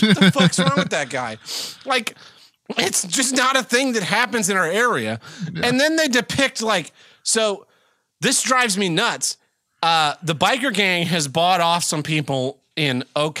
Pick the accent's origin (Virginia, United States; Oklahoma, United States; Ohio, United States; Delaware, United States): Oklahoma, United States; Tulsa; I'm from Tulsa. Not from Oklahoma. I'm from Tulsa.